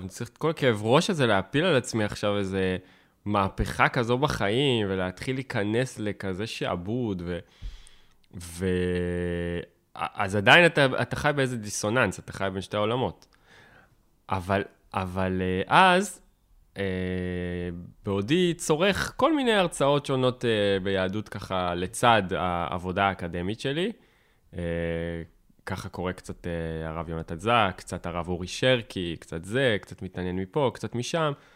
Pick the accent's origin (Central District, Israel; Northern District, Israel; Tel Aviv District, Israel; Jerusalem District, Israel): Tel Aviv District, Israel; Tel Aviv; כאקדמאי, או כתל אביבי